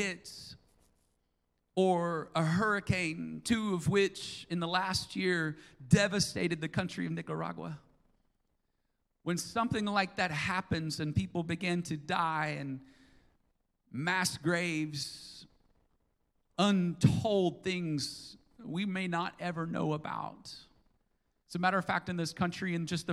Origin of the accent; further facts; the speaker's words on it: United States; as American citizens